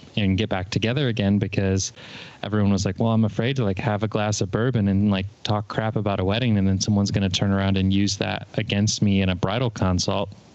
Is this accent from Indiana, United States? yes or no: yes; Fort Wayne, Indiana, United States; moved away as an adult; I moved back here to where I am now in my hometown of Fort Wayne